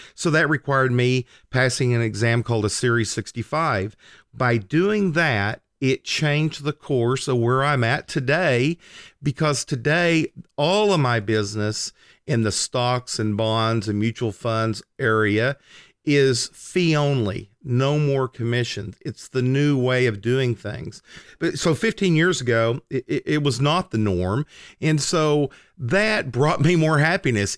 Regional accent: Oklahoma, United States; I was driving from my small town that I grew up in, that I still lived in, to Oklahoma City, which was about an hour drive.

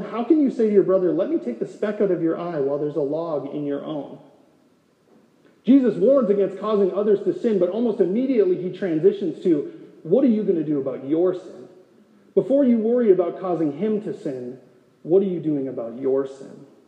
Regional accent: North Dakota, United States; born or raised there; moved away as an adult; now in Gilbert, United States

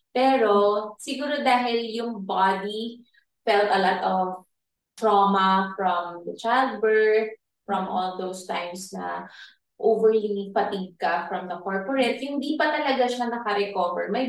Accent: Philippines; I'm a probinsyana. Mm. Laking probinsya.

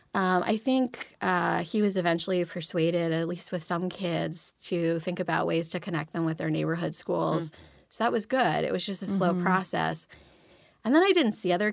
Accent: outside of Baltimore, Maryland, United States; I grew up outside of Baltimore

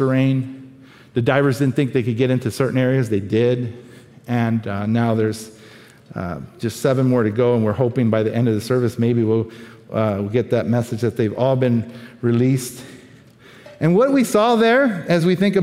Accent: Oakland, California, United States; first language Spanish; moved away as an adult; now in Thailand; I'm from Oakland

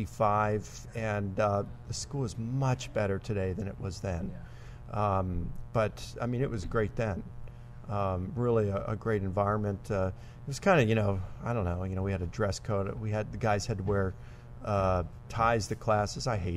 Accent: Baltimore, Maryland, United States; I'm from Baltimore, Maryland

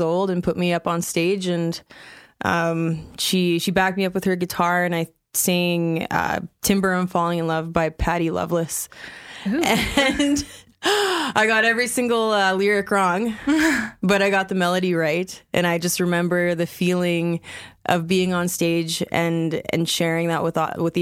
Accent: Paddle Prairie Métis Settlement, Alberta, Canada; now in Calgary, Canada; I am from the Paddle Prairie Métis Settlement, currently residing in Calgary.

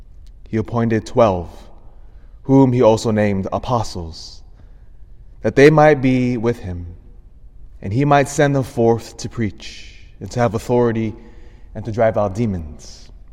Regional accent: United States; especially as an American

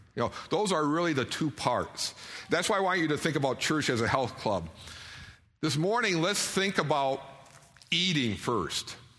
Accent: Detroit, Michigan, United States; now in Idaho, United States; I grew up around Detroit

